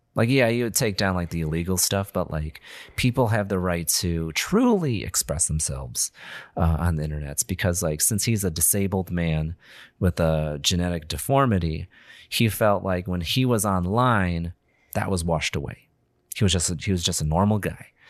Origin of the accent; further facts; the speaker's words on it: Illinois, United States; we're all from Illinois